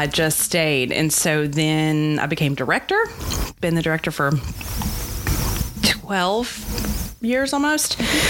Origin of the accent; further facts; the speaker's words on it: Paducah, Kentucky, United States; I wasn't born in Paducah. I was raised in Paducah. I didn't go to the small Catholic school in Paducah. I went to Lone Oak.